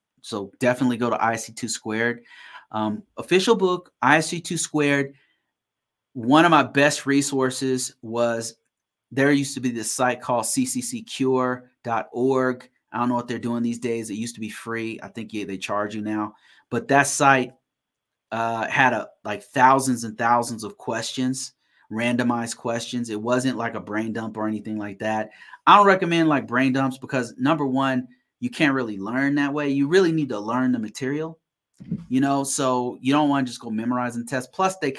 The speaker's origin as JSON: {"language": "English", "town": "Sacramento", "region": "California", "country": "United States", "lives_now": "Colorado, United States", "said": "No, actually I'm originally from Sacramento, California. Right now I'm in Colorado. Been living here. This is a place I call home now."}